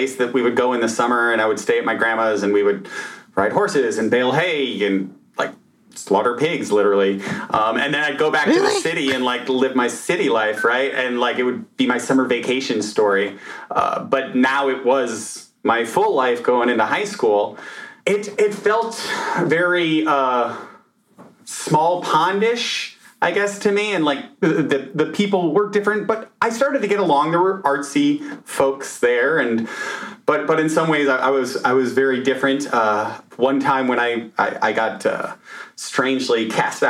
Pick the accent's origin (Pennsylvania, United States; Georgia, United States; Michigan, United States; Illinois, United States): Illinois, United States; Chicago; also born or lived in Naperville, Illinois; now in New York City, United States; I grew up in Illinois, Chicago.